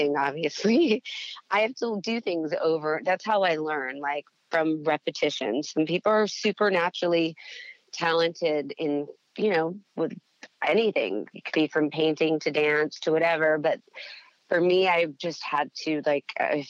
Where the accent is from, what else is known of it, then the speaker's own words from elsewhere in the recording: Las Vegas, Nevada, United States; I grew up in Las Vegas